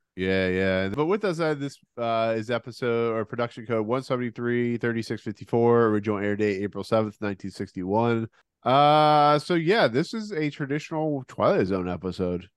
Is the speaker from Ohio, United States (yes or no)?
yes; Ohio, United States; I'm from Ohio